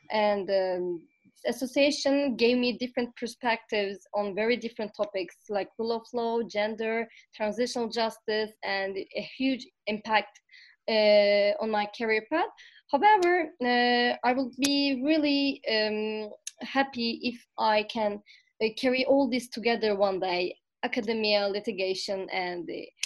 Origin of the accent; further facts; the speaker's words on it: Istanbul, Turkey; from Istanbul, Turkey